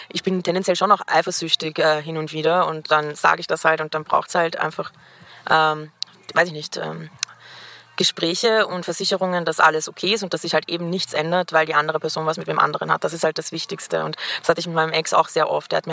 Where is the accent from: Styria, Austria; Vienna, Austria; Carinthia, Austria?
Vienna, Austria; ich bin Wienerin, das heißt, ich bin auch noch mit Leuten aus meiner Schulzeit befreundet